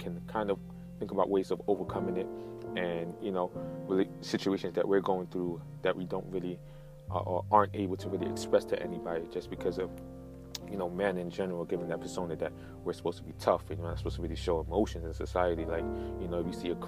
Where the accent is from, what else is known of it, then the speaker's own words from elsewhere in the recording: New York, United States; also born or lived in United Kingdom / Nigeria (ancestry); being an immigrant as myself, coming here when I was 8-9 years old, I was born in the United Kingdom, coming here, living in Brooklyn, and then moved to Queens